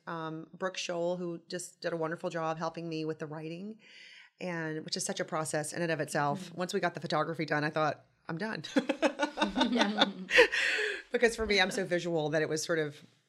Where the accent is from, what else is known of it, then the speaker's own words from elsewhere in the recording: Tupelo, Mississippi, United States; moved away as an adult; also born or lived in Nashville, Tennessee; now in New York City, United States; I'm from Tupelo, Mississippi. I grew up there, went to high school there, and then went to Vanderbilt, and then to Parsons in New York